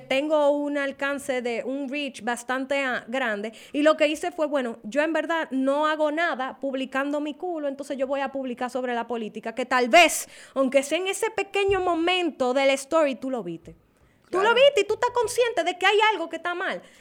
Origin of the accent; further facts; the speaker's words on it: Dominican Republic; yo soy dominicana y a mí yo amo mi país